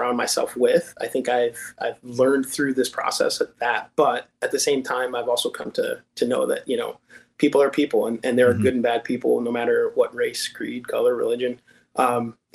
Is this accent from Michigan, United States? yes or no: yes; St. Joseph, Michigan, United States; also born or lived in Benton Harbor, Michigan; I'm born and raised in Southwest Michigan. I was born in Benton Harbor. And moved to St. Joseph actually at an extremely young age